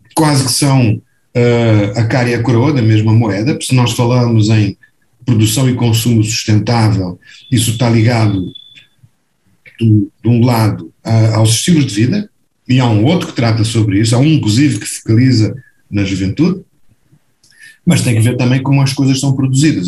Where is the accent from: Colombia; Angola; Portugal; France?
Portugal; now in Brazil; eu sou português também, moro no Brasil, ou morei no Brasil durante 45 anos